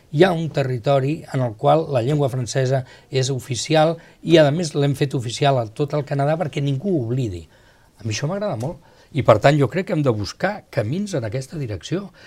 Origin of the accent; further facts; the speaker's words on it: Spain; Jo sempre dic, bueno, jo perquè sóc espanyol, però si no m'agradaria ser suís